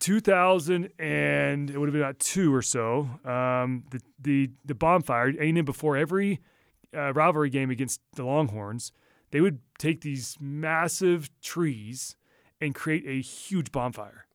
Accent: Texas, United States; moved away; we grew up all in Texas

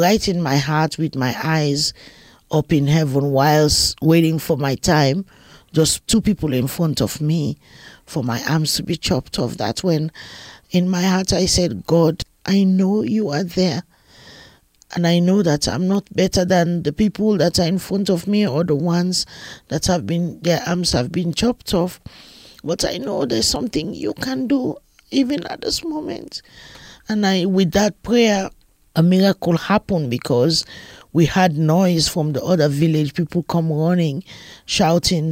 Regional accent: Freetown, Western Area, Sierra Leone; I was born in Sierra Leone in West Africa, in Freetown, Sierra Leone.

